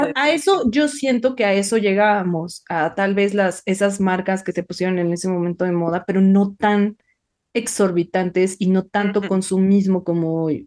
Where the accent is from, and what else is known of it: Mexico